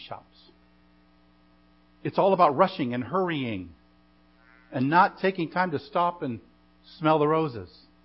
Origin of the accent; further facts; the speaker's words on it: United States; our very existence as American citizens